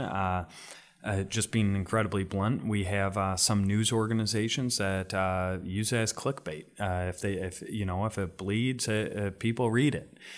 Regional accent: Rockford, Illinois, United States; my community, my hometown of Rockford

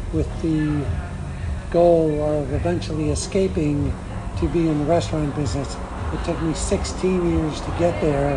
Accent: Chicago, Illinois, United States; I grew up in Chicago

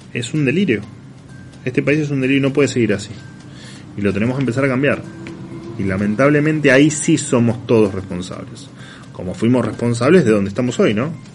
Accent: La Plata, Buenos Aires Province, Argentina; moved away as an adult; nací en La Plata. Después, bueno, me fui, pero a los veintipico años me fui, pero, pero soy de La Plata

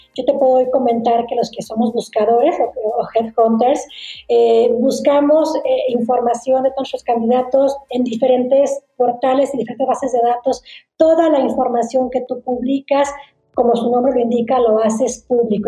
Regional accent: Torreón, Coahuila, Mexico; yo soy de Torreón, Coahuila, y ahí donde fue donde abrí mi primera oficina

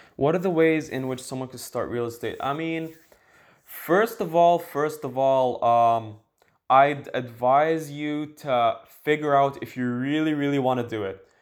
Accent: Dubai, United Arab Emirates; now in Canada; I live in Canada right now, but I'm from Dubai

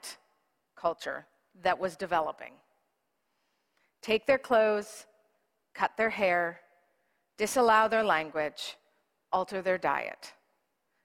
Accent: Canada; as a Presbyterian, as a Canadian

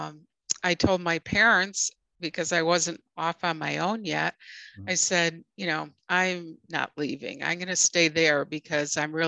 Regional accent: Evanston, Illinois, United States; moved away as an adult; I grew up in Evanston

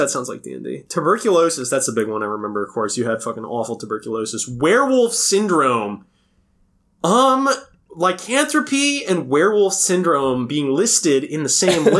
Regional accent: United States; As an American, I don't accept that.

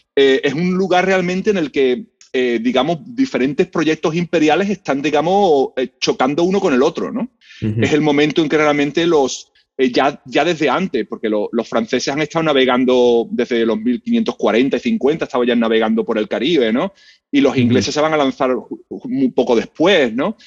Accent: Seville, Andalusia, Spain; moved away as an adult; now in United States; yo soy español, yo soy de Sevilla

